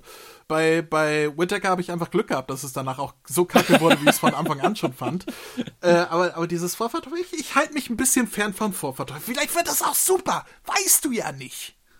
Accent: Hamburg, Germany; ich bin hier ich, in der Nähe vom Kiez aufgewachsen, ich bin auf dem Fischbrötchen ge gezeugt worden

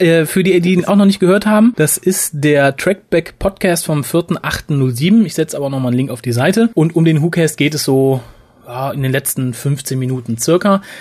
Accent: Germany; Sind wir Deutsche

